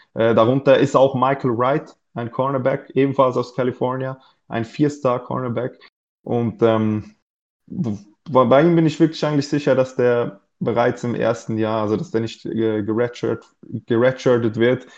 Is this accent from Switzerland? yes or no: yes; Switzerland; ich komme aus der Schweiz